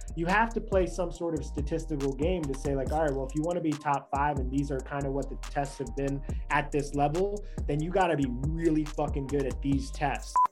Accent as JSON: {"language": "English", "region": "New York", "country": "United States", "tie": "born or raised there", "said": "I grew up in New York."}